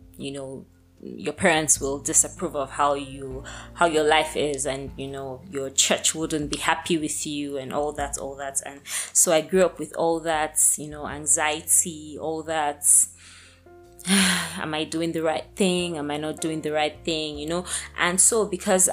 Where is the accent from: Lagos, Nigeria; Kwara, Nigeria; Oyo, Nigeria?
Lagos, Nigeria; moved away; also born or lived in Abuja; I was born in Lagos